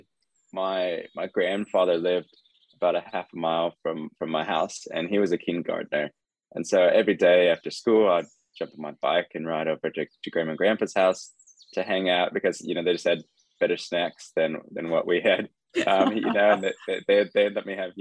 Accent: California, United States; moved away as an adult; now in New Zealand; I grew up in California, actually, not New Zealand.

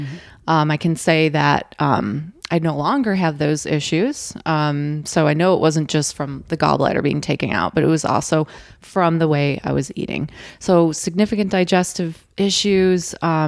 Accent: Buffalo, New York, United States; And now I grew up in Western New York, Buffalo area. So as you can imagine, cold winters.

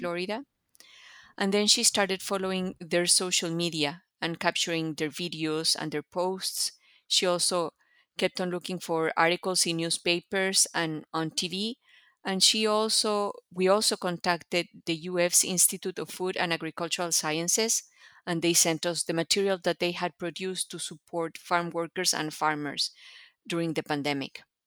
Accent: Mexico; moved away as an adult; now in United States; I come from Mexico, and I came to the U S to do a P H D in Latin American Studies.

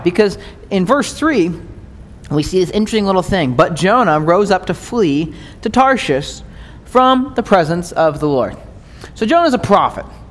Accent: United States; as American Christians

